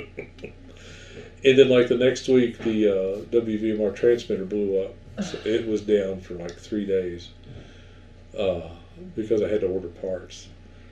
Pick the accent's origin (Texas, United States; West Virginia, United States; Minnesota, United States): West Virginia, United States; St. Albans; the local station in my hometown, WKLC AM and FM in St. Albans